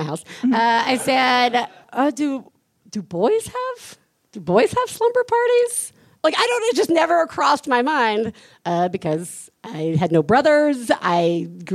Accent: Deep South, United States; I grew up in the Deep South, and Ouija boards were the devil's tool

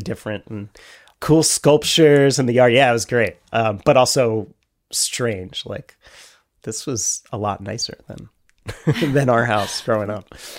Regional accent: Carversville, Pennsylvania, United States; I learned to ride a bike in the cemetery in my hometown

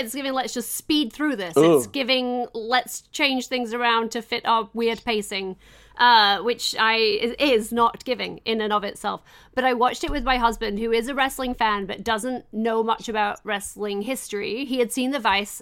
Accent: England, United Kingdom; I'm English

